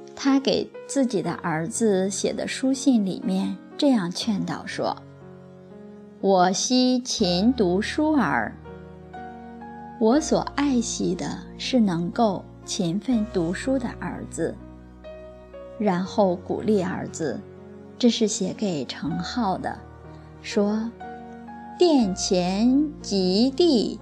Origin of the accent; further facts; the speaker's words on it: Guangzhou, Guangdong, China; first language Cantonese; Chinese is a second language; 我在广州出生， 在广州语言环境里面讲广州话